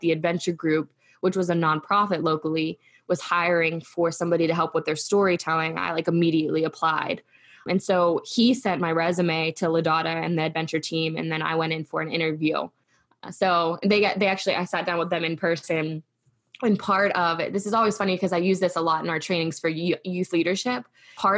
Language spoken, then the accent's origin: English; Frostburg, Maryland, United States; I was raised in Western Maryland